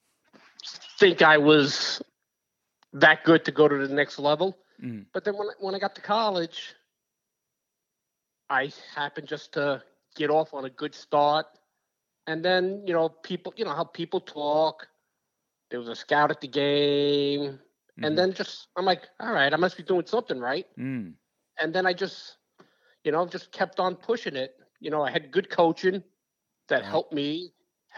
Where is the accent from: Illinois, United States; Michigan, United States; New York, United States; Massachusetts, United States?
New York, United States; New York City; growing up in Brooklyn